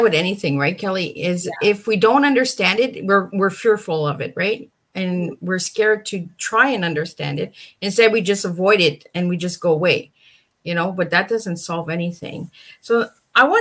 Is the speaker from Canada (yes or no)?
yes; Canada; I'm from Canada, but yeah. I my ancestors are Norwegian and German.